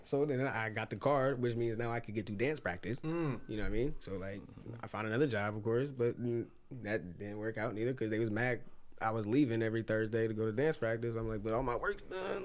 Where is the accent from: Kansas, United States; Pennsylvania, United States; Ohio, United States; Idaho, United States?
Ohio, United States; Lorain; I'm from Lorraine